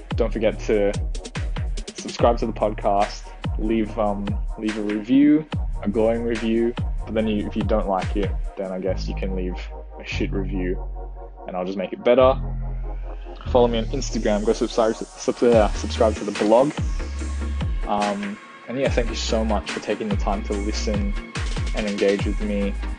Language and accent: English; Singapore; my own childhood growing up in Singapore.